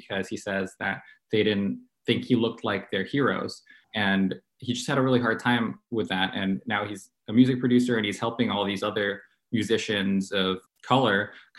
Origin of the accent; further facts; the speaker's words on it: San Francisco, California, United States; now in Atlanta, United States; No, what drew me to this scene was I moved to Atlanta from San Francisco.